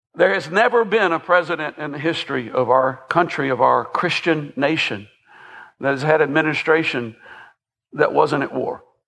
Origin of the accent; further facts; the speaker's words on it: Millersville, Tennessee, United States; I grew up in um, the Sumner County equivalent of Hohenwald. I, I grew up grew up in Millersville